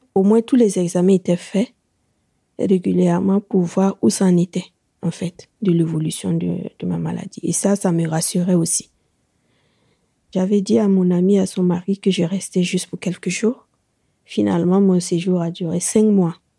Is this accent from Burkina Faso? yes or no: yes; Burkina Faso; moved away as an adult; now in France; elle a reconnu mon accent aussi. Et quand je lui ai dit qu'on était du même pays